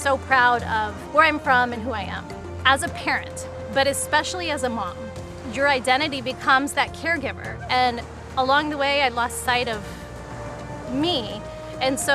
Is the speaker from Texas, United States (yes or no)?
yes; Dallas, Texas, United States; Growing up in Dallas as an immigrant